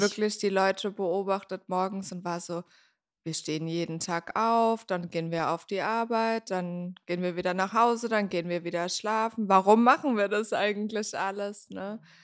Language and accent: German; near Mannheim, Baden-Württemberg, Germany; moved away as an adult; also born or lived in Frankfurt am Main; now in Berlin, Germany; ich komme ursprünglich aus der Nähe von Mannheim und ich bin vor zehn Jahren nach Berlin gezogen.